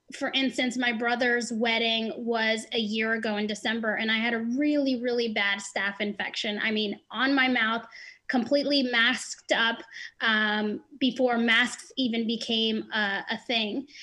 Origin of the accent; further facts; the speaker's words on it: New Jersey, United States; I'm 29 from New Jersey.